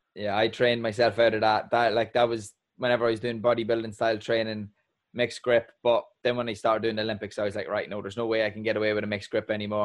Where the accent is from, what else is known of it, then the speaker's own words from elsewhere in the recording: Ireland; an Irishman